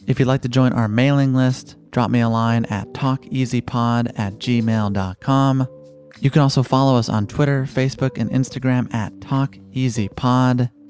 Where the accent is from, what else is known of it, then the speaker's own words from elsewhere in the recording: Chicago, Illinois, United States; now in Los Angeles, United States; I grew up in Chicago